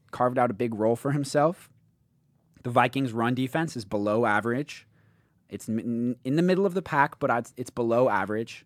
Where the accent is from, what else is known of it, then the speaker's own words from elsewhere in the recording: United Kingdom; moved away; in my home country, in, in the Great Britain